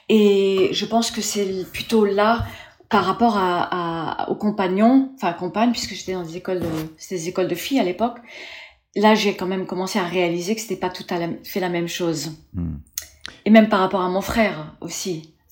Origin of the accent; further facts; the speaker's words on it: Formentera, Balearic Islands, Spain; also born or lived in Paris, France; j'étais petite, j'étais élevée à Formentera dans les Baléares principalement et sur et Paris, les deux. On a quitté les États-Unis, mes parents ont quitté les États-Unis, on est venu vivre en Europe